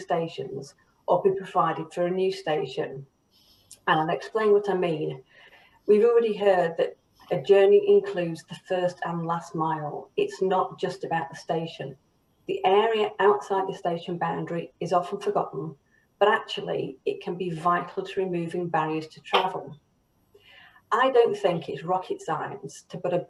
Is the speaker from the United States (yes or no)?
no; the North, the north of England, United Kingdom; I'm a Northerner and I'm passionate about the North, the people who live here